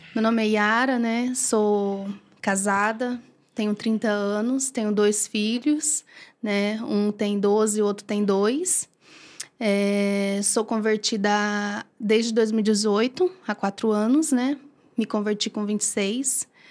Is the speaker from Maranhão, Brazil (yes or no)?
yes; Bacabal, Maranhão, Brazil; also born or lived in São Luís, Maranhão; now in Brodowski, Brazil; sou de Bacabal, Maranhão